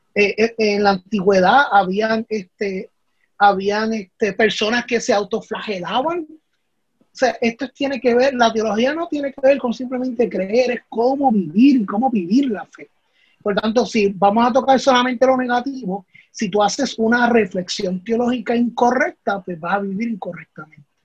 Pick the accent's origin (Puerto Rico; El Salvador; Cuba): Puerto Rico; los problemas que nosotros vivimos como país, como puertorriqueños